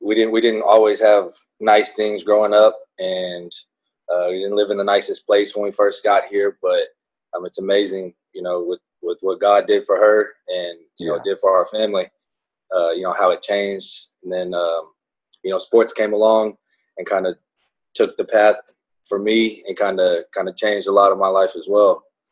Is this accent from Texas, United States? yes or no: yes; Conroe, Texas, United States; also born or lived in Houston, Texas; I was born in Houston, and then we moved to Conroe after my parents split up when I was little. I was probably like 8 years old-ish